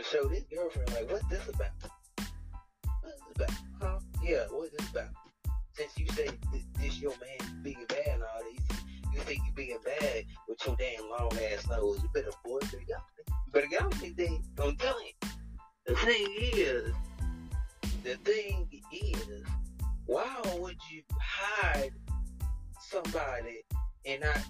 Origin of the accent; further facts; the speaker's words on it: East Coast, United States; I'm from the East